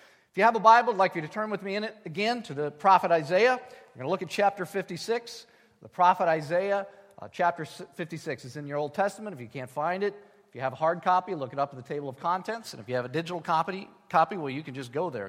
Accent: United States; As American people

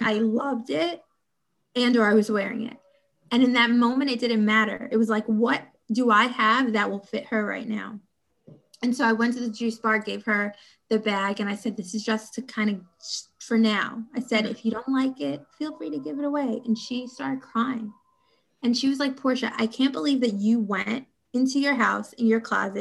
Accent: New York City, New York, United States; Coming from an inner city myself, I'm originally from Brownsville, Brooklyn

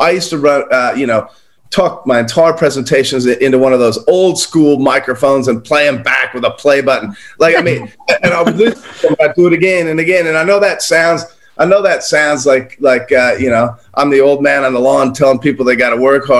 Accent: United States; now in Australia; But I'm originally American. I don't know where my accent is, Charles. I think it's old.

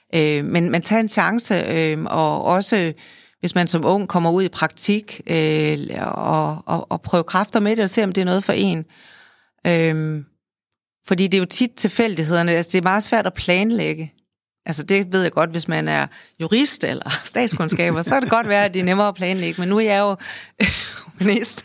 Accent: Holstebro, Central Denmark Region, Denmark; jeg er født i Holstebro, som er en kulturby, stadigvæk er en kulturby

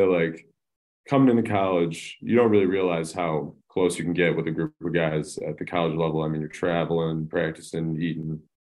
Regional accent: St. Charles, Illinois, United States; I'm from St. Charles, Illinois

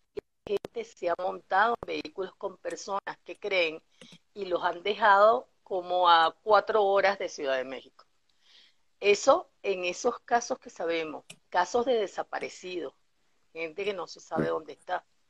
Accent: Venezuela; la esencia que tenemos como venezolanos

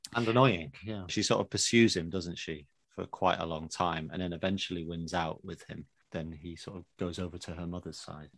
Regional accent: England, United Kingdom; I'm British

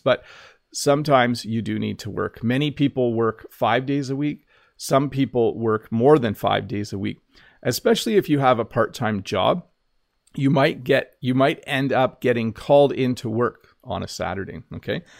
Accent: Canada; accent: North American English; as a Canadian

